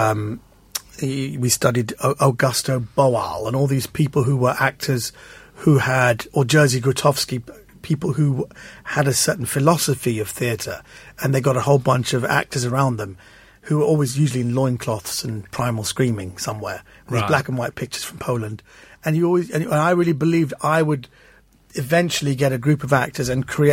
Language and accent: English; London, United Kingdom; I'm from London